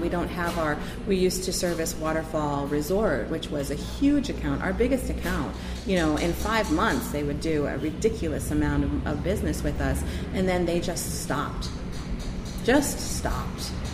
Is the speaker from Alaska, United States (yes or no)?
yes; Ketchikan, Alaska, United States; I remember growing up in Ketchikan, and I remember all the little stores